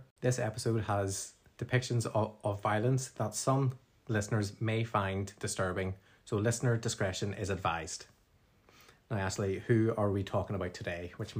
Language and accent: English; Northern Ireland, United Kingdom